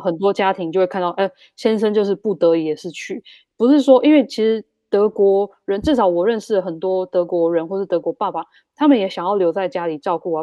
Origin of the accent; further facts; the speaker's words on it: Taiwan; now in Germany; 我们台湾人比较会忍耐